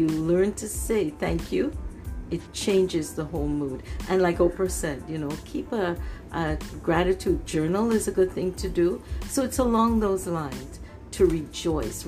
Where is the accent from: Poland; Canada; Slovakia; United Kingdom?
Canada; also born or lived in Trinidad; I grew up here in Canada